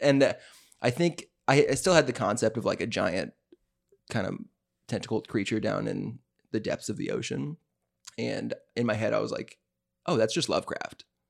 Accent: the South, United States; we're from the South

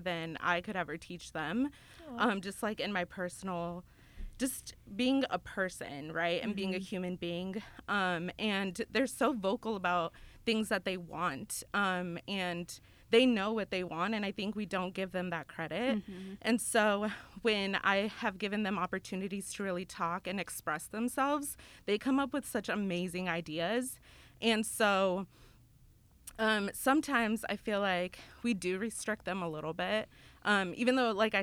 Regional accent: El Paso, Texas, United States; moved away as an adult; now in Memphis, United States; I'm from Texas, El Paso, Texas

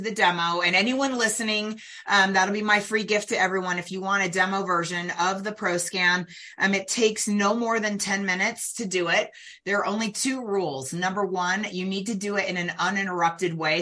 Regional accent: California Bay Area, United States; I was born in the California Bay Area in the late 1960s

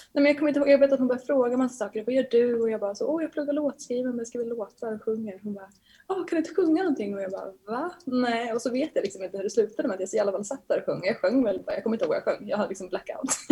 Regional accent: Bollnäs, Gävleborg County, Sweden; moved away as an adult; now in Stockholm, Sweden; hur jag växte upp och var i Bollnäs

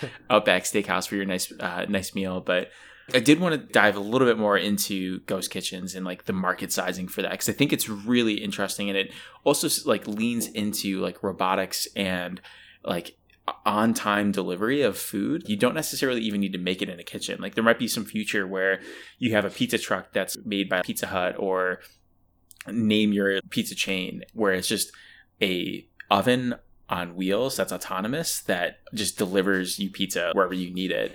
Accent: Buffalo, New York, United States; I'm a snob from Buffalo.

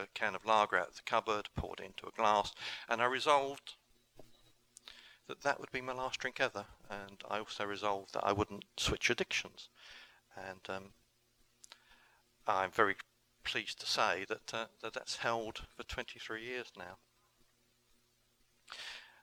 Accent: England, United Kingdom; I went home to England, and that was October. In November 2009, I started a recovery group in my hometown

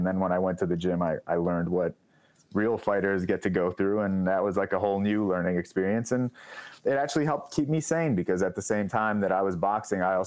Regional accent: Oak Park, Illinois, United States; I grew up in Oak Park, which is like the first suburb on the west side of Chicago

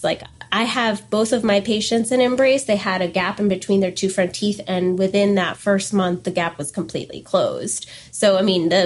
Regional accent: Port St. Lucie, Florida, United States; also born or lived in Canada / Denver; I grew up in the Port St. Lucie area, and I always kind of saw it as home

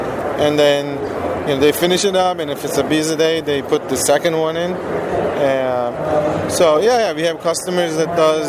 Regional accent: Turkey; moved away; I'm from Turkey originally.

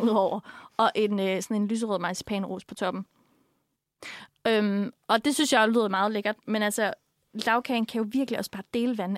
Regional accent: Funen, Southern Denmark, Denmark; som vi gør på Fyn

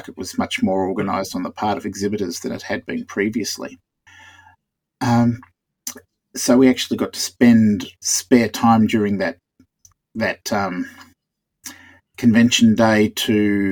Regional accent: Australia

